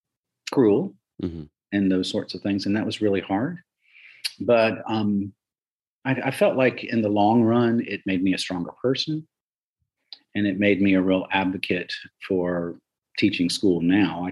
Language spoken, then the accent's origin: English; Union Springs, Alabama, United States; moved away as an adult; also born or lived in New York; there was no hotel in Union Springs, Alabama, my hometown